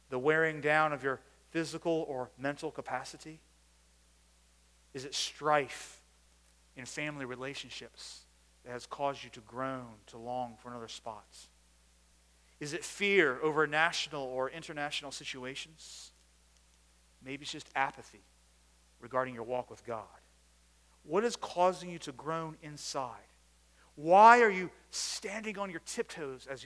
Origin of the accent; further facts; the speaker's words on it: United States; I grew up outside of Washington, D.C.